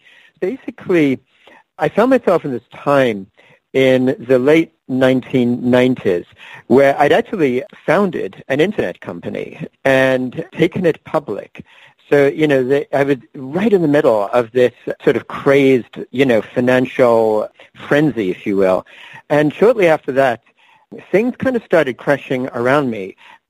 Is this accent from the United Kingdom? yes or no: yes; England, United Kingdom; moved away as an adult; now in United States; Yeah, so in fact, I was born and raised in England. I left England when I was 21. I'm now 57. So I spent most of my adult life in the United States, as well as a few other countries at different times.